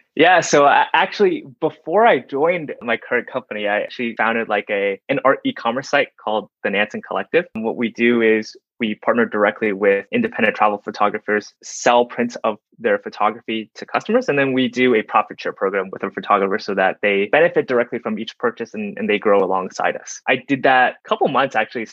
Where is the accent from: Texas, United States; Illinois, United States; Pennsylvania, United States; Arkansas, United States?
Texas, United States; Dallas; I grew up in Dallas, Texas